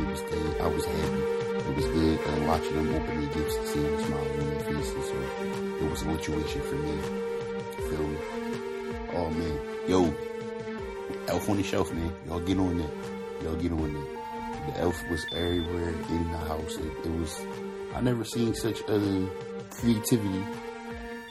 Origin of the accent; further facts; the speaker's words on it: Philadelphia, Pennsylvania, United States; moved away; growing up in Philly